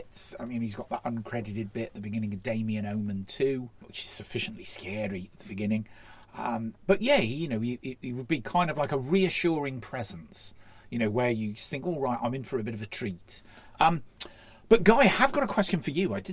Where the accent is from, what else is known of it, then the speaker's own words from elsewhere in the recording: Llandudno, Wales, United Kingdom; used to have a theatre residence in Llandudno, my hometown